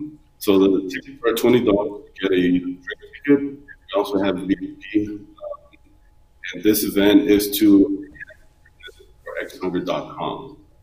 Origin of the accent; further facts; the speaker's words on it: Honduras; I'm from Honduras.